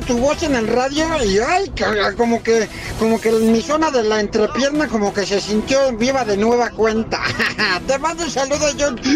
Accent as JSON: {"language": "Spanish", "region": "Mexico City", "country": "Mexico", "tie": "born or raised there", "said": "Mis padres viven y viví yo de chiquito en la Prado Churubusco"}